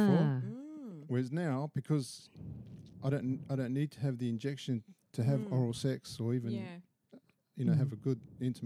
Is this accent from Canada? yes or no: no; Australia; I was born in Australia and I'm not, you know, from ethnic. Oh, well, I'm from ethnic background, but I'm not from Italy.